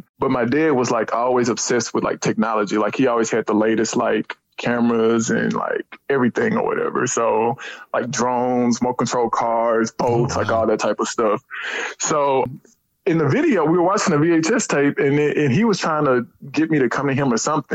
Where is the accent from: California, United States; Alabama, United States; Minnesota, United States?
Alabama, United States; Huntsville; I'm really originally from Huntsville, Alabama. I grew up in Huntsville.